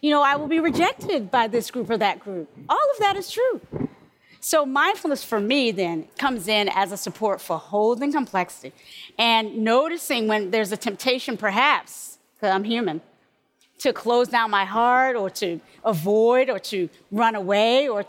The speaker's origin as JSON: {"language": "English", "town": "Kinston", "region": "North Carolina", "country": "United States", "tie": "born or raised there", "moved": "yes", "lives_now": "California, United States", "said": "growing up in North Carolina, I was sort of trained and formed to be most comfortable around English"}